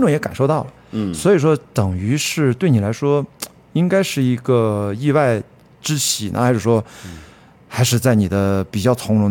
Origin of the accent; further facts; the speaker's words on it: Qingdao, Shandong, China; 我也是北方人，出生在青岛而已